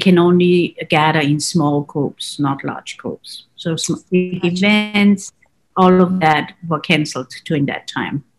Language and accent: English; Salzburg, Austria; I come from Salzburg